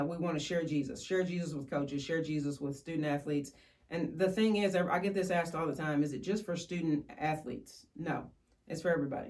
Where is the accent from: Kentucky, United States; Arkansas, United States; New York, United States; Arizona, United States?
Kentucky, United States; Woodford County; I was born and raised in Woodford County and um, still live there today.